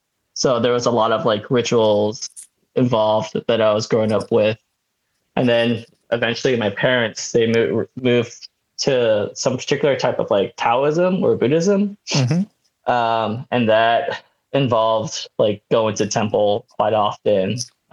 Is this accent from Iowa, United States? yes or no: no; Oakland, California, United States; also born or lived in Santa Barbara; now in Los Angeles, United States; But I was born in Oakland, California.